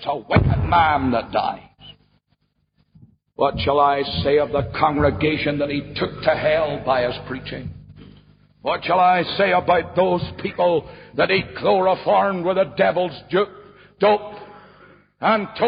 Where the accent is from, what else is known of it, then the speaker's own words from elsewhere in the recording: Ballymena, Northern Ireland, United Kingdom; my hometown of Ballymena